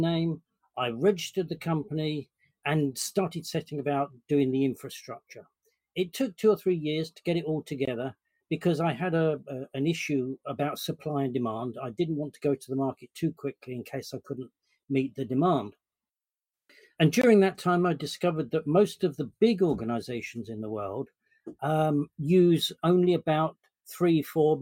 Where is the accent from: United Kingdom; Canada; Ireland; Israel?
United Kingdom; London; I am a Londoner. Born and bred, and South London